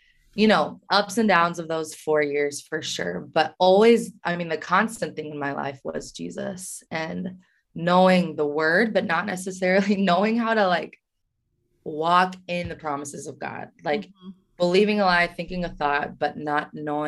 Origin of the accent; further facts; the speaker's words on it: Kansas, United States; moved away as an adult; also born or lived in Oklahoma City, Oklahoma; now in Minnesota, United States; I'm from Kansas, born and raised